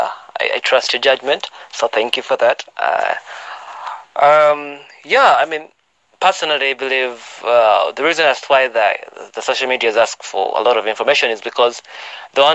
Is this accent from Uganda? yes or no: yes; Uganda; I'm from Uganda